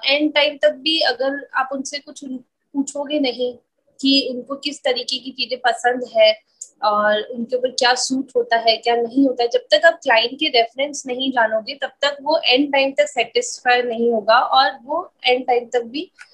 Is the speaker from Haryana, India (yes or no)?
no; Ajmer, Rajasthan, India; मैं अजमेर से हूँ छोटा सा ही सिटी है